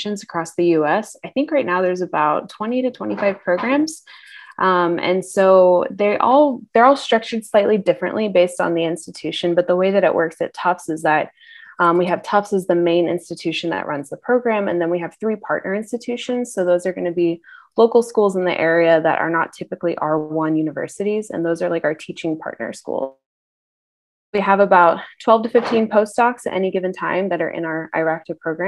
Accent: a town about 30 minutes outside Atlanta, Georgia, United States; I am originally from Atlanta, Georgia, more so a town that's about 30 minutes outside of Atlanta

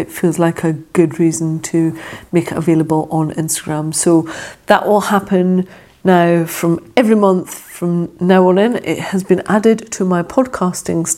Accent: Scotland, United Kingdom; accent: Scottish; my Scottish accent

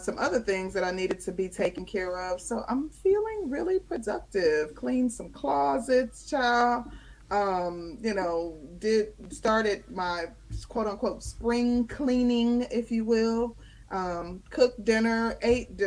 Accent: Midwest, United States; also born or lived in Chicago, Illinois; now in Georgia, United States; I'm from the Midwest, lived in Chicago for quite some time before I came to Georgia

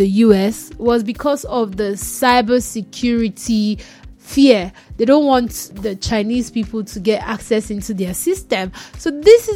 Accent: Nigeria; As a Nigerian

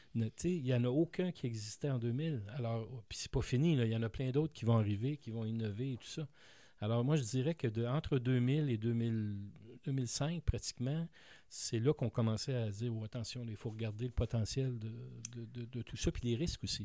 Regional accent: Montreal, Quebec, Canada; J'ai grandi à Montréal, dans l'est de Montréal

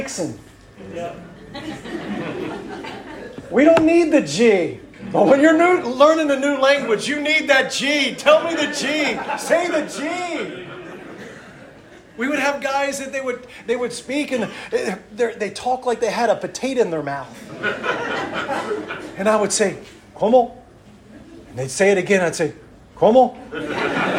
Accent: Washington, District of Columbia, United States; moved away; also born or lived in Arkansas; I'm from Washington, D.C.

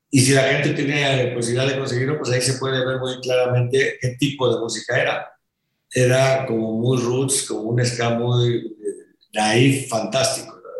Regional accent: Mexico; rolé un año y ya me regresé para acá, para México, a terminar la prepa

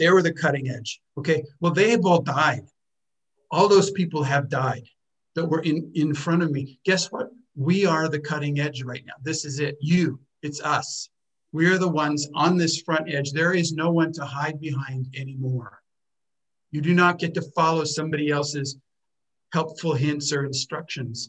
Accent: United States; moved away as an adult; I was born in America

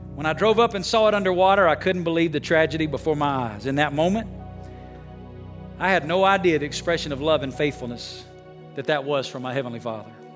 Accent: Alabama, United States; moved away as an adult; now in Las Vegas, United States; I'm from Alabama. When I moved to Las Vegas

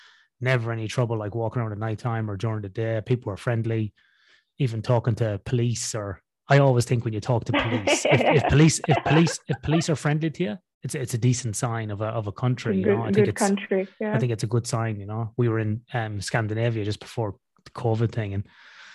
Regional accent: Ireland; I'm from Ireland

